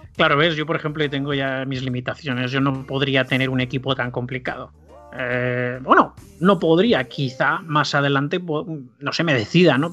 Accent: Barcelona, Catalonia, Spain; now in La Rioja, Spain; yo vivo en La Rioja. De todas maneras, de origen soy de Barcelona.

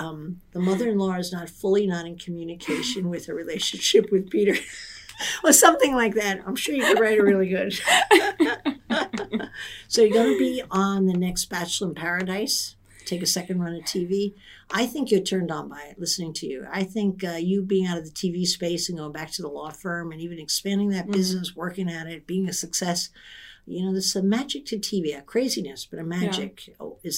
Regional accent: Ireland; I'm Irish.

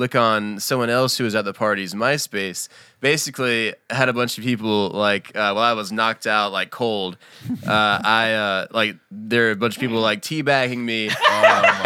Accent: North Carolina, United States; my hometown in North Carolina

